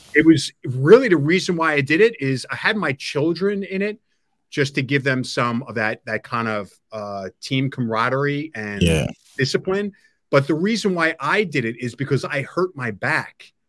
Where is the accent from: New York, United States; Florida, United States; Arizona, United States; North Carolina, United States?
New York, United States; Long Island; now in New Jersey, United States; I grew up in New York. I grew up in Long Island